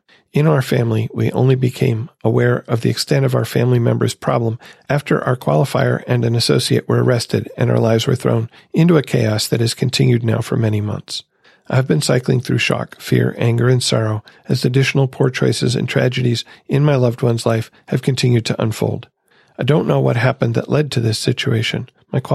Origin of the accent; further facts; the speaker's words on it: Grand Rapids, Michigan, United States; from Grand Rapids, Michigan.